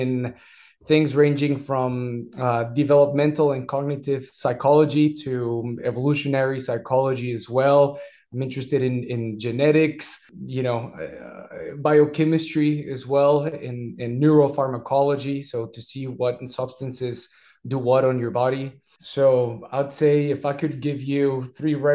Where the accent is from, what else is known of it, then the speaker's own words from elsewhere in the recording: Mexico; English is a second language; also born or lived in United States / Scotland; now in France; I am from Mexico